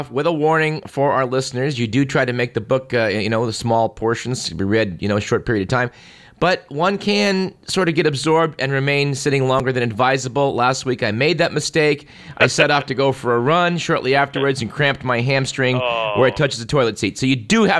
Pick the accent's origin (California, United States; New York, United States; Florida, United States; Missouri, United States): California, United States; Bay Area; I grew up in the Bay Area.